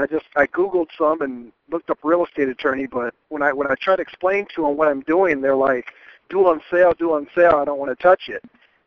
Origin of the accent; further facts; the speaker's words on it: Detroit, Michigan, United States; I'm from Detroit.